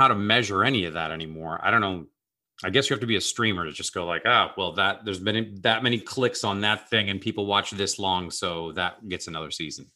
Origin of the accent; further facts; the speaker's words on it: Seattle, Washington, United States; now in Los Angeles, United States; I grew up in Seattle where half of the people, a, at a time when half the people worked at Boeing